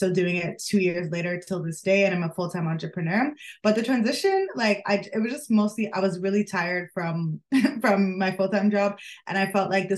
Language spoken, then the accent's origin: English; Toronto, Ontario, Canada; also born or lived in United Kingdom; I grew up in the Greater Toronto area